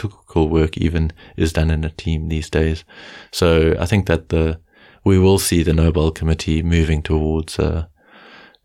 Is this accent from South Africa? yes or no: yes; South Africa; As a South African, I call them game drives